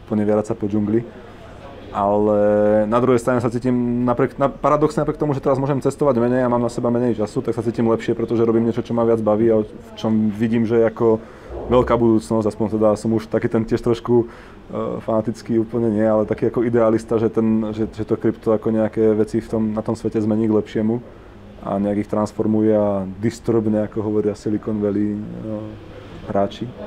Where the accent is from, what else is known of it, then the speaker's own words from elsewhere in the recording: Žilina Region, Slovakia; A ja pochádzam z, z Kisúc, čo je proste sever Slovenska, Kisúcké nové mesto, Žilina, Čaca a tam.